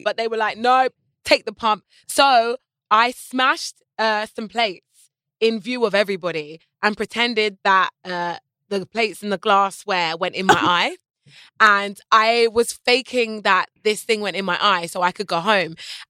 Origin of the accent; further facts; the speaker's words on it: United Kingdom; I'm very British about scams. Like, it's very naughty to scam in Britain.